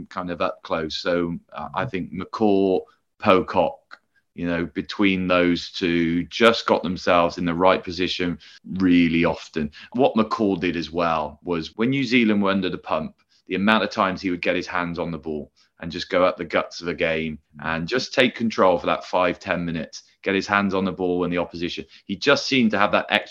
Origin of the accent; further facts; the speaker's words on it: West Country, South West England, United Kingdom; I came from the West Country